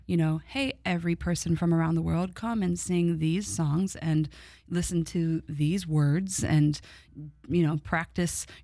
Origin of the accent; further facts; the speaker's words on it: Midwest, United States; I'm from the Midwest